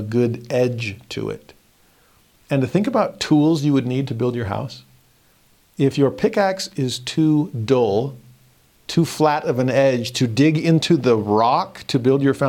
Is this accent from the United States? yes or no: yes; Southern California, United States; I grew up in Southern California